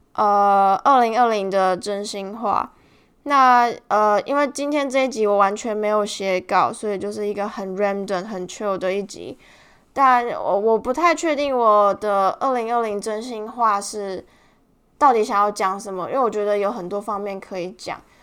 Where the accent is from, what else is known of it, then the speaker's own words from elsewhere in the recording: Tainan, Taiwan; 我们都是台南人，我们四个都是台南人